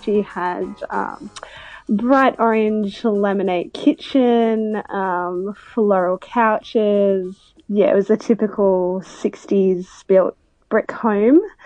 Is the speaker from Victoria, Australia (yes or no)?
yes; Melbourne, Victoria, Australia; moved away; I'm originally from Melbourne